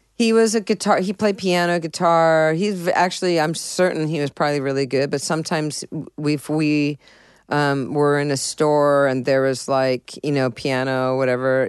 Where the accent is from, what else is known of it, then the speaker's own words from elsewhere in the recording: San Diego, California, United States; also born or lived in Boston, Massachusetts; I was born in Boston, Massachusetts, but I was raised in San Diego